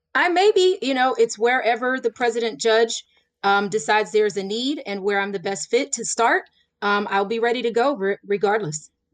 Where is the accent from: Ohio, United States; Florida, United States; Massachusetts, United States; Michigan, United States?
Florida, United States; now in Pennsylvania, United States; I grew up in Florida